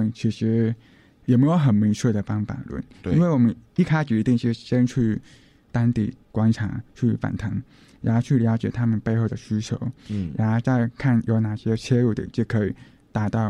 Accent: Taipei, Taiwan; 嗯，就是嗯，国小就是在新北或者是台北来来回回三次，

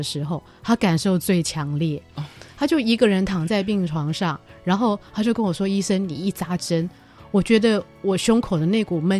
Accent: Taiwan; 就是其实我们台湾人或者中国人都会觉得说，妈妈爸爸跟自己住是幸福的

